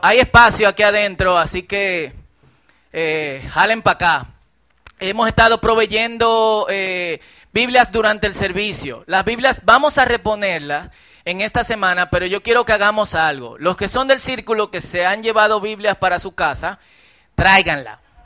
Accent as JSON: {"language": "Spanish", "town": "Herrera", "region": "Distrito Nacional", "country": "Dominican Republic", "tie": "born or raised there", "said": "Yo crecí en Herrera"}